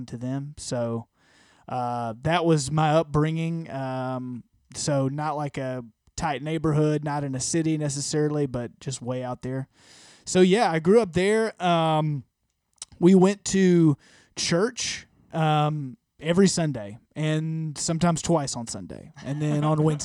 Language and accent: English; Harpersville, Alabama, United States; I am born and raised in Alabama, Harpersville, to be exact, which is south of Birmingham.